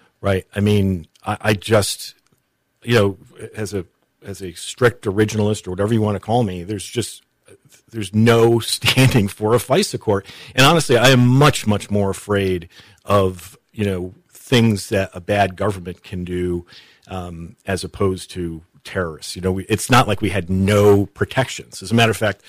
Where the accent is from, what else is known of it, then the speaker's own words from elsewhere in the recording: Connecticut, United States; also born or lived in Newport, Rhode Island; I grew up in New England